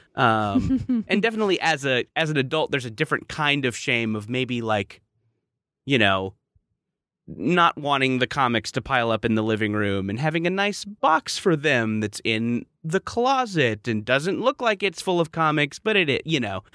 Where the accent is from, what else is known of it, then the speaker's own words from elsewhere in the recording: Orange County, California, United States; I grew up in Orange County